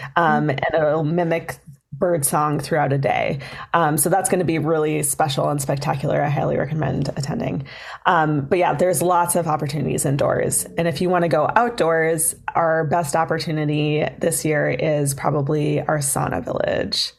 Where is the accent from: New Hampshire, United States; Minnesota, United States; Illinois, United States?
Minnesota, United States; Duluth; I grew up in Duluth